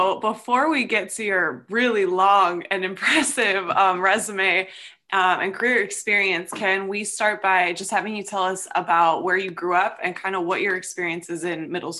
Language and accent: English; El Cerrito, California, United States; I am also from El Cerrito and I went to St. Mary's for high school as well.